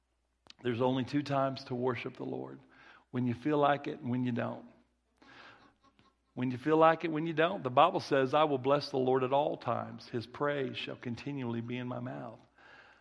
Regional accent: Kirbyville, Missouri, United States; accent: country boy; also born or lived in Branson, Missouri; my Kirbyville... where I was raised, my elementary school, my little accent, my little country boy accent

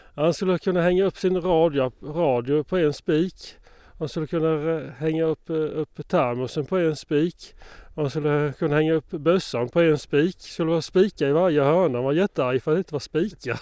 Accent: Moanäs, Sweden; det var hemma i Moanäs

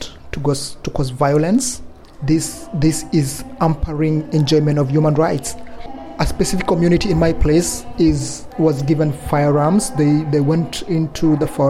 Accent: Kenya; I come from Kenya, and I come from Endorois people.

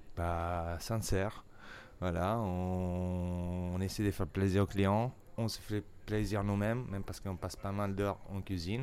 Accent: Italy; French is a second language; moved away as an adult; also born or lived in England; now in Paris, France; Je suis italien

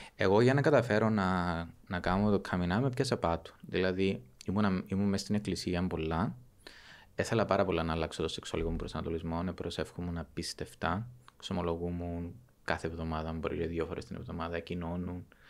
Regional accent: Avgorou, Famagusta District, Cyprus; Κατάγομαι από το Αυγόρου, στην επαρχία του

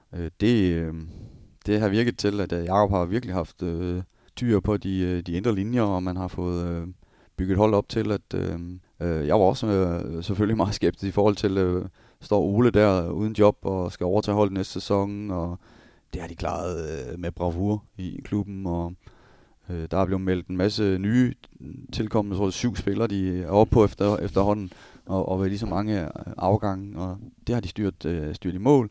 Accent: Denmark; also born or lived in Germany / Switzerland

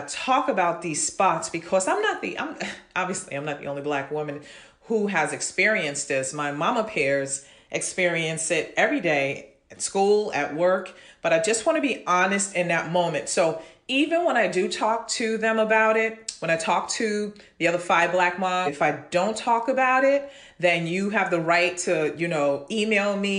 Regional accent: New York City, New York, United States; growing up in Brooklyn, Flatbush Avenue

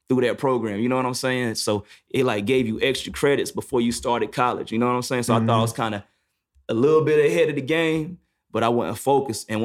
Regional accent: New York, United States; No, nah, I'm from New York.

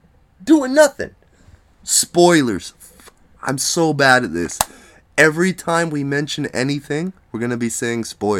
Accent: Canada; I'm Canadian.

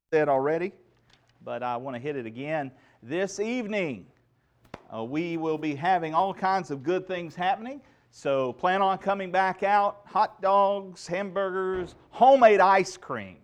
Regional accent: United States; I cherish the freedoms that I have as an American citizen

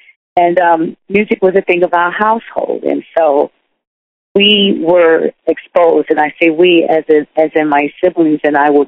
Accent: New York City, New York, United States; also born or lived in Wilmington, North Carolina / Harlem, Manhattan; My parents migrated to New York. And we first moved to the Bronx.

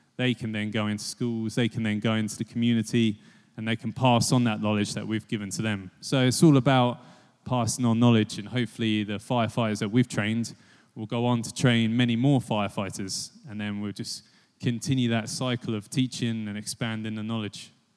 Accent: Biggleswade, East of England, United Kingdom; I'm from Bigglesweed on the other side of Bedfordshire, really small town

